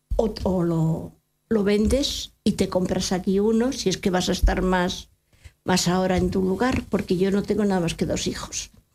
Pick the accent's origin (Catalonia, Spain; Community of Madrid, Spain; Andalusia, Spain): Community of Madrid, Spain; Madrid; moved away; Yo vivía en Madrid, soy madrileña